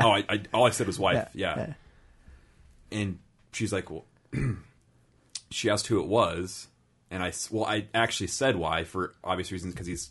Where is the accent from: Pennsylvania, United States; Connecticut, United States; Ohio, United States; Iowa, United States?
Iowa, United States; We're fucking from Iowa